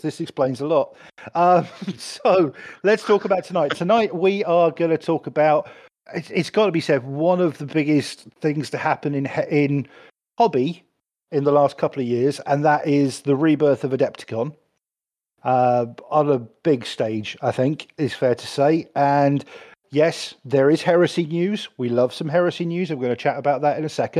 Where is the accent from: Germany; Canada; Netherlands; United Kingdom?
United Kingdom; I'm British